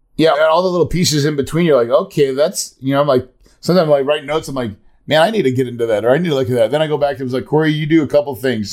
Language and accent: English; the Ozarks, United States; I grew up in the Ozarks